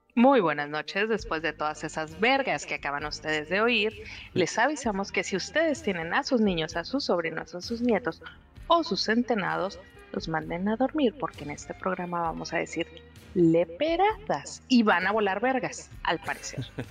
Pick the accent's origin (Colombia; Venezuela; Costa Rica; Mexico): Mexico; Mexicali, Baja California; mi tierra